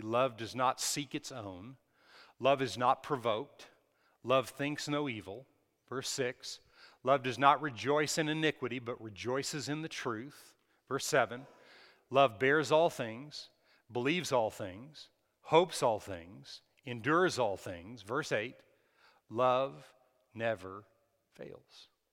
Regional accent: Texas, United States; we're from Texas

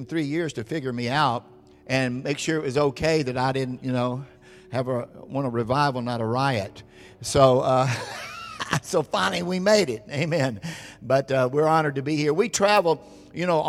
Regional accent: Orange County, California, United States; we are from Orange County, California, Southern California

